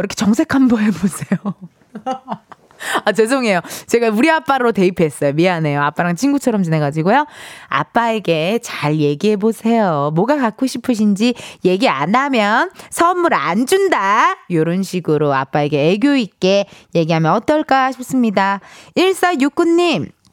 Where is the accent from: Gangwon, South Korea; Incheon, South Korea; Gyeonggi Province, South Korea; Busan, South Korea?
Incheon, South Korea; 저도 인천 출신이잖아요